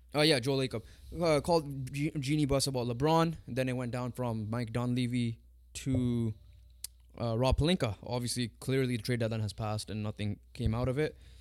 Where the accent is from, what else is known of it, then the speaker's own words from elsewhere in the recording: Canada; Us being Punjabi, us being from the Indian descent, even though we're Canadian born, but we have parents that are from India